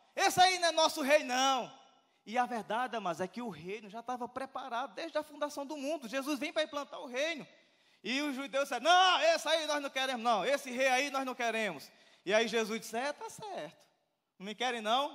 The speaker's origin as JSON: {"language": "Portuguese", "country": "Brazil", "said": "eu sou brasileiro"}